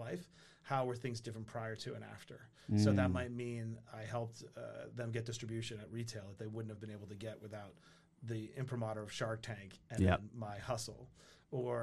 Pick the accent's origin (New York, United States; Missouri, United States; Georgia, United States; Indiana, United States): New York, United States; New York City; I grew up in Queens, New York, and product of a broken home